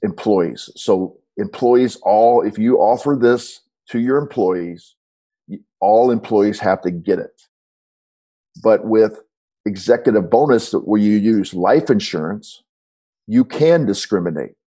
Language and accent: English; St. Louis, Missouri, United States; I'm from St. Louis